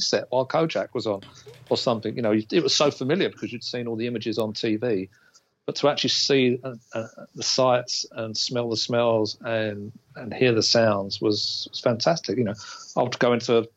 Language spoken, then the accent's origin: English; England, United Kingdom; an English kid